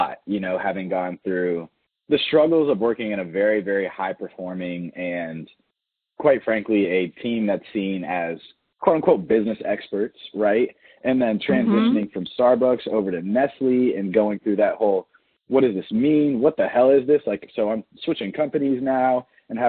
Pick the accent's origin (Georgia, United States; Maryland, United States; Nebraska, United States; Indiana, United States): Georgia, United States; Atlanta; Growing up in Atlanta, I got to grow up during a really fun time